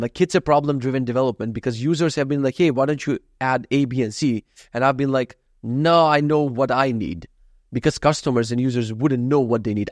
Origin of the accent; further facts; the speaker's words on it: North Macedonia; moved away; I come from Macedonia